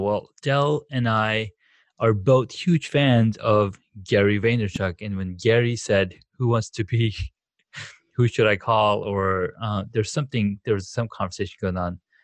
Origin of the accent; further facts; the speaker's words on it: Saudi Arabia; moved away; growing up in Saudi Arabia